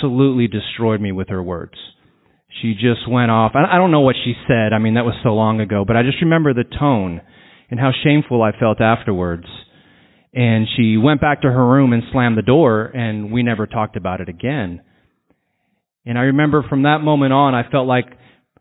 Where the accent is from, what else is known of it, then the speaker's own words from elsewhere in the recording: San Antonio, Texas, United States; I'm from San Antonio